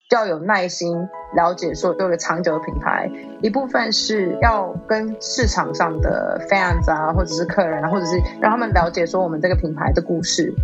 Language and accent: Chinese; Taipei, Taiwan; moved away as an adult; also born or lived in New York, United States; 台北成长，我知道就是什么东西都很方便，然后大家人都很好，然后我在台北成长真的很幸福